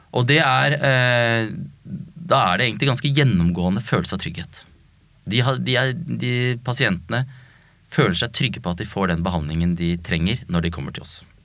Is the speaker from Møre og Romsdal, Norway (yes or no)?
no; Oslo, Norway; jeg er født og oppvokst på Bøler